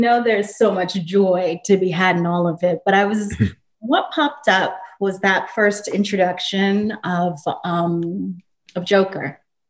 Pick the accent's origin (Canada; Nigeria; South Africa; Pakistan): Nigeria; I grew up in Nigeria. I know how to, like, you know, I know how to get my food and gather.